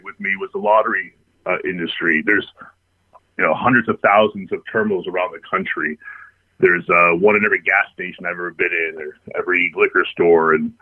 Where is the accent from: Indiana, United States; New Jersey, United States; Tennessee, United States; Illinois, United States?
Illinois, United States; Chicago; I grew up in Chicago, or the Chicago area.